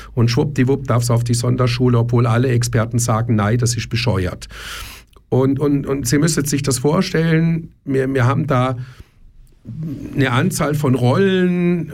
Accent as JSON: {"language": "German", "country": "Germany", "tie": "born or raised there", "said": "ich bin in Deutschland aufgewachsen"}